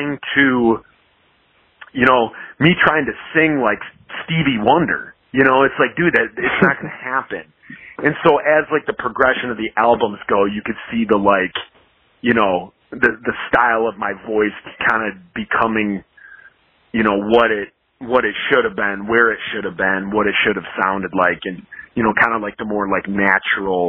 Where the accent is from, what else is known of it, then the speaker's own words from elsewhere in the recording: Midwest, United States; I kind of grew up with the same thing. Like with the Midwest